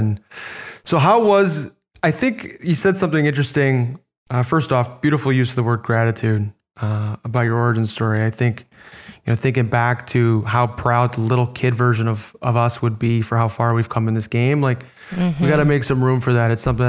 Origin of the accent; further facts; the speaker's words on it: Orland Park, Illinois, United States; I grew up in Southside Chicago. Orland Park was the name of our suburb